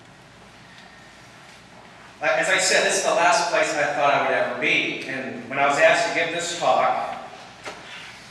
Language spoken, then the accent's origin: English; Springwell, Iowa, United States; I am from Iowa. I grew up in a small town, Springwell, Iowa, just out east of here